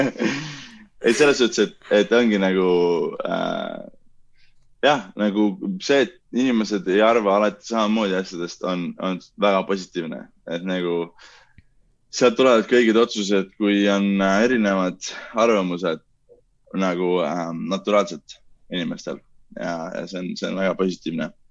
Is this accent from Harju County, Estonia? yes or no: no; Pärnu, Pärnu County, Estonia; mina ja Kaspar oleme pärnakad